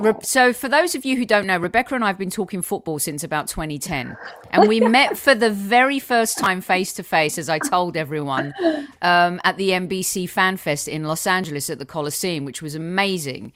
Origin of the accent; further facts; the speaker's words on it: United Kingdom; now in United States; as a Brit and as a woman